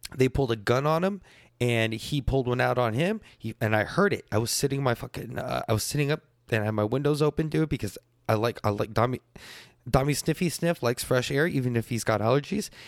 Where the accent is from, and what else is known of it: United States